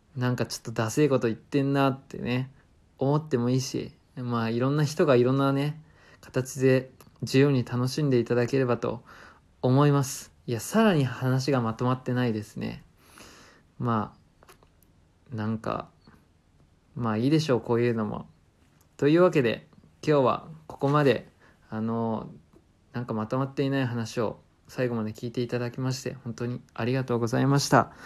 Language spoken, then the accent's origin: Japanese; Japan; 今の地元に残るっていう選択をした